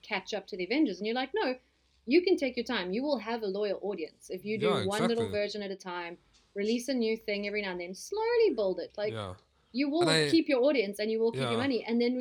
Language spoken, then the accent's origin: English; South Africa; accent: English South African